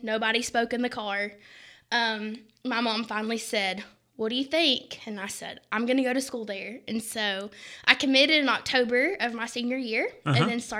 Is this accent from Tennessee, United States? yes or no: yes; Kingsport, Tennessee, United States; Kingsport, Tennessee.